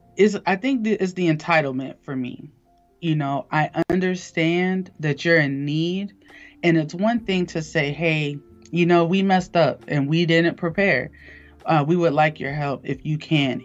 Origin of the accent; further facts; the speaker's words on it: Eatonville, Florida, United States; I'm from Eatonville, Florida, which is um, the oldest black incorporated town in America